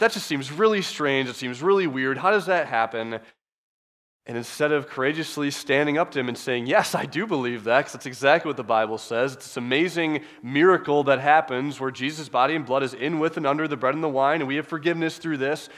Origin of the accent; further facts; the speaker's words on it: Midwest, United States; accent: Midwestern; I'm very clearly from the Midwest. You can tell by how we speak.